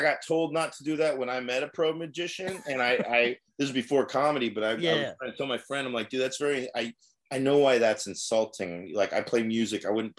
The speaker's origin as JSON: {"language": "English", "town": "Newark", "region": "California", "country": "United States", "tie": "born or raised there", "said": "We grew up in Newark."}